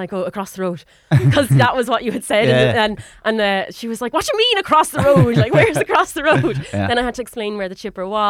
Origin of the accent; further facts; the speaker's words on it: Waterford, Munster, Ireland; And I said, oh, sorry, look, I'm from Waterford.